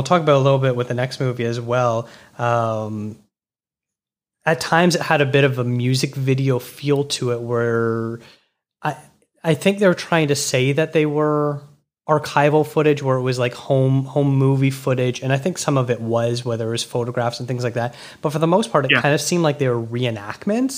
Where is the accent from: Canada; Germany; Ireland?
Canada; Toronto, Ontario; I'm from Toronto